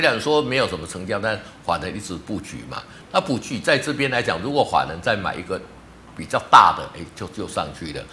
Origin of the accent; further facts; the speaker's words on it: Taiwan; 我们台湾